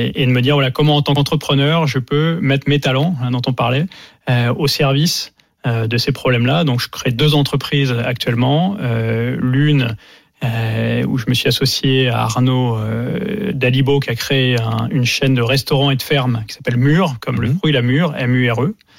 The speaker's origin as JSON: {"language": "French", "country": "France", "said": "en tant que Français"}